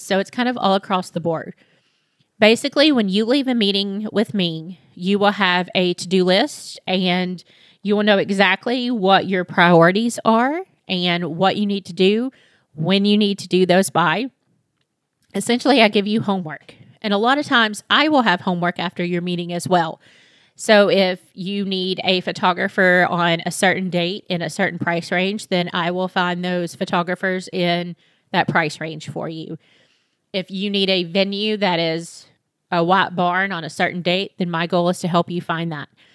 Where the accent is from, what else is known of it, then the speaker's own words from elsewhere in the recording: Monticello, Kentucky, United States; also born or lived in Lexington, Kentucky; I moved back to my hometown in Monticello, which is about two hours south of Lexington